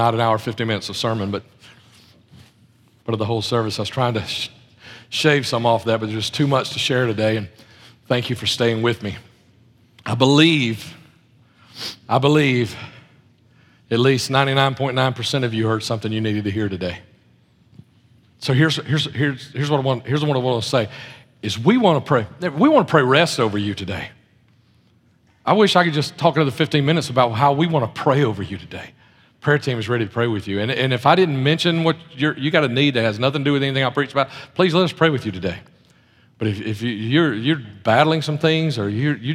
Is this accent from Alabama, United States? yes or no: yes; Birmingham, Alabama, United States; moved away; also born or lived in outside of Chicago; I'm from Birmingham, Alabama